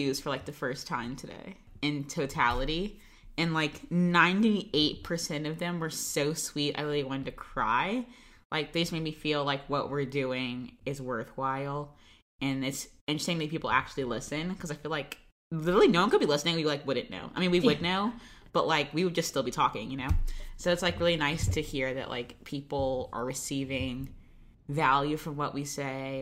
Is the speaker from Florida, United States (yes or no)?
yes; Florida, United States; I'm from Florida